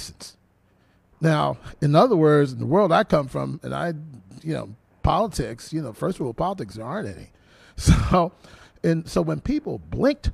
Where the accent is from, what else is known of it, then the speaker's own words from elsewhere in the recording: Philadelphia, Pennsylvania, United States; now in Massachusetts, United States; I'm from Philly, and I was raised very black middle class